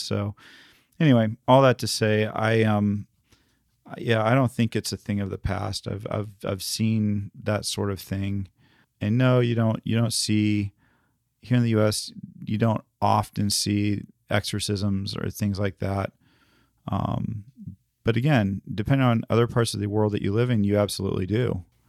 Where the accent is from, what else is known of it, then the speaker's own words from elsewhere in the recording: the South, United States; I grew up in the South